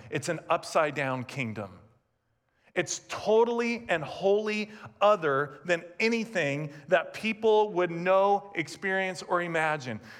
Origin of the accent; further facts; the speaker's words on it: California, United States; I grew up in Southern California, and when I think of kingdom, my natural tendency and thought is the magic kingdom. I grew up an hour and 15 minutes south of Disneyland